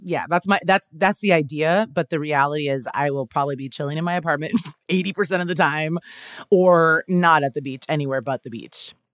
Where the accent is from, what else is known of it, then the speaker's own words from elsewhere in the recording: Kansas, United States; moved away as an adult; now in Los Angeles, United States; I'm originally from Kansas